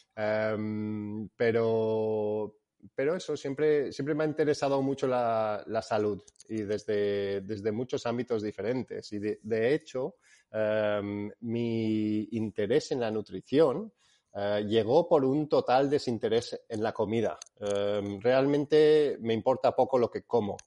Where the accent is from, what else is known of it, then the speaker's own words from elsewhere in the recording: Spain; also born or lived in England; Soy inglés, pero fui criado aquí en, en España.